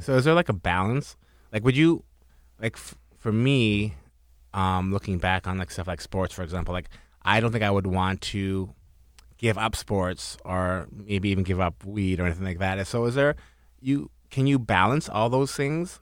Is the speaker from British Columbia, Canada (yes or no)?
yes; North Vancouver, British Columbia, Canada; I'm from North